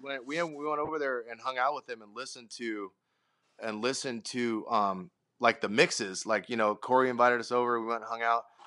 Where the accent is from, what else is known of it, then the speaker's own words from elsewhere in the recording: Sacramento, California, United States; we're from Sacto.